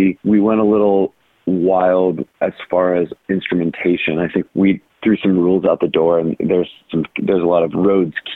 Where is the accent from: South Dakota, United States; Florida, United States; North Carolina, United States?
North Carolina, United States; accent: drawl; I'm from North Carolina, so, you know, I maybe have a little bit of a drawl already